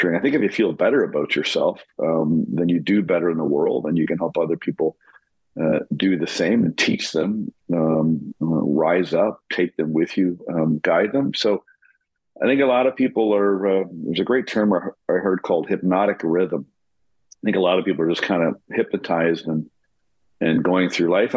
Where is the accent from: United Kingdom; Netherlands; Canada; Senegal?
Canada; also born or lived in New York; I'm born and raised in Canada.